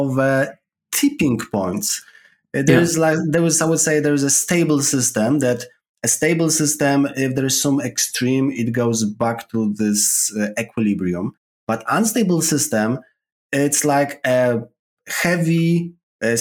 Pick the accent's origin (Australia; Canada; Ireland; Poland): Poland; accent: Polish; English is a second language; moved away as an adult; now in London, United Kingdom; my accent is coming from Poland